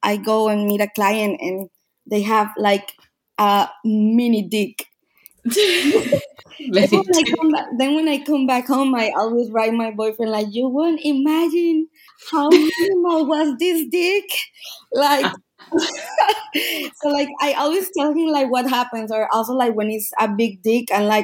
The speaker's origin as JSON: {"language": "English", "country": "Venezuela", "also_born_or_lived": "Austria", "moved": "as an adult", "lives_now": "Vienna, Austria", "said": "I'm from Venezuela."}